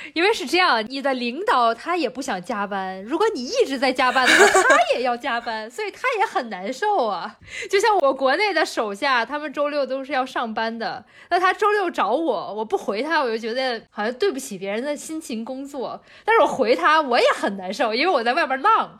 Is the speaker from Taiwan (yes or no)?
no; China; 我们中国人